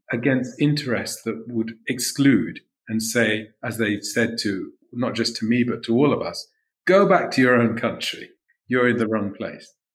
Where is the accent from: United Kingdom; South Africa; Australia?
United Kingdom; London; I was born in London